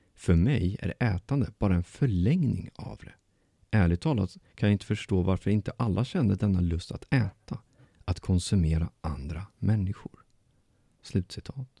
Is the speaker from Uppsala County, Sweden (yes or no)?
yes; Bålsta, Uppsala County, Sweden; moved away; min hemstad